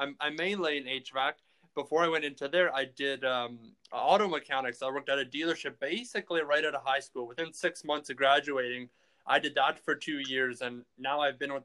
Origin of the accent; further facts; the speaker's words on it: Manitoba, Canada; we're from Manitoba